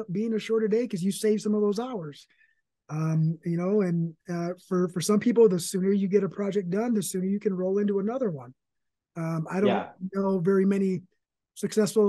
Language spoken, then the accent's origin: English; Michigan, United States; I'm from Michigan